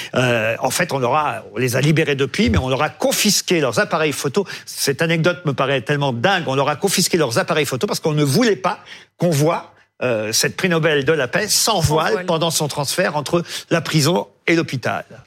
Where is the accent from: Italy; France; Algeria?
France; chez nous, en France